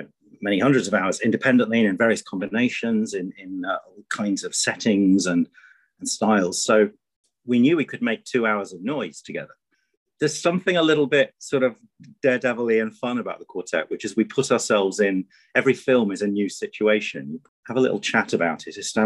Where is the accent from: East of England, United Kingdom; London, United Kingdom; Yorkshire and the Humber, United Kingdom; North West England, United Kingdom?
Yorkshire and the Humber, United Kingdom; Grimsby; I grew up in Grimsby on the northeast coast of England